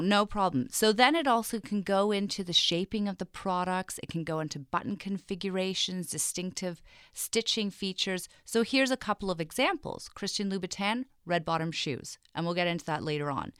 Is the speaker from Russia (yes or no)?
no; England, United Kingdom; moved away; I grew up in England, and I went to very traditional British boarding school